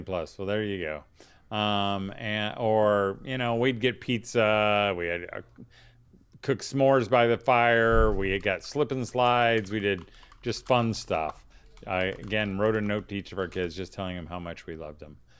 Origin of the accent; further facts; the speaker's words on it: Danville, Indiana, United States; my hometown of Danville, Indiana